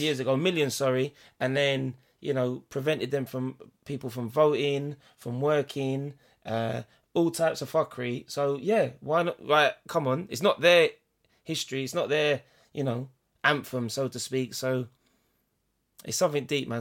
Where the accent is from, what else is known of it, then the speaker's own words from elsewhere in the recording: England, United Kingdom; as British people, as English people